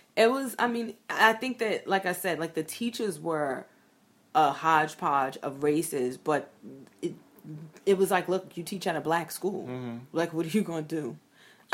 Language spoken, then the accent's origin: English; New York City, New York, United States; I grew up in Brooklyn, in Bed Stuy